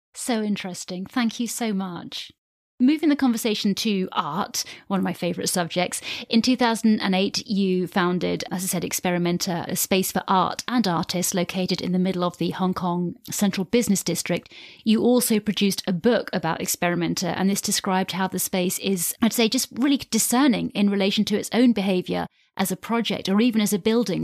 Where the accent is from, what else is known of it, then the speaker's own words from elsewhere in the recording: United Kingdom; I'm a British-born, half English, half Irish white woman